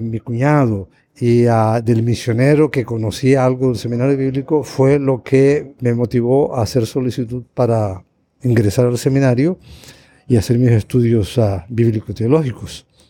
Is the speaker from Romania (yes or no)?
no; Canary Islands, Spain; moved away as an adult; now in Costa Rica; Canarias, de donde soy originario